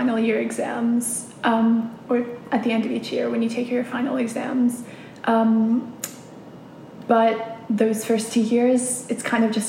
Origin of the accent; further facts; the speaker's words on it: United States; moved away as an adult; now in Cambridge, United Kingdom; I grew up in the States